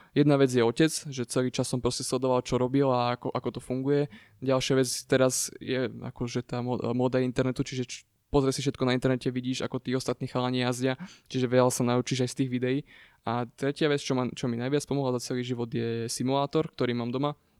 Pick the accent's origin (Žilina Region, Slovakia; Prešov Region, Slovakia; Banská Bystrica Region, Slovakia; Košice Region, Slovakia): Banská Bystrica Region, Slovakia; Rimavská Sobota; ja ako mladý chalan z malého mesta z Rimavskej soboty